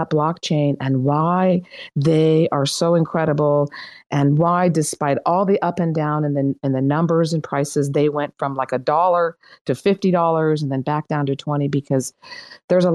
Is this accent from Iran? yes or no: yes; Iran; English is a second language; now in United States; I'm Iranian. I was born in Iran. My family left and came to the United States